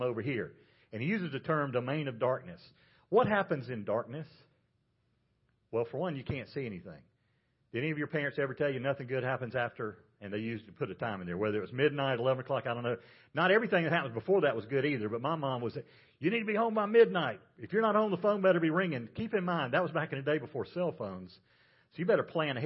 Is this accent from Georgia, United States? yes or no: yes; Georgia, United States; I grew up in Georgia